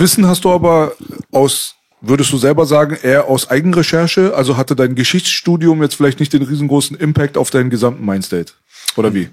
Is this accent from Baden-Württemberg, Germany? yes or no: yes; Metzingen, Baden-Württemberg, Germany; now in Berlin, Germany; ich komme aus Metzingen